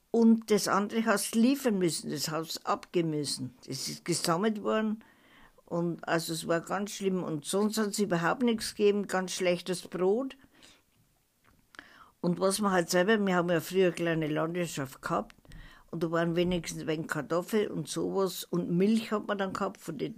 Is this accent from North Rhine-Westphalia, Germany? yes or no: no; Ebnat, Baden-Württemberg, Germany; born there; in Ebnat, im Überdamm, in dem alten Prahlerhaus bin ich geboren.